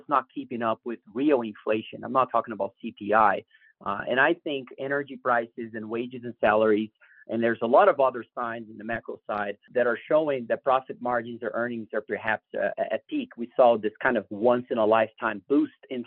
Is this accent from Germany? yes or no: no; Brazil; moved away; I come from Brazil, and I certainly have lived through inflationary environments.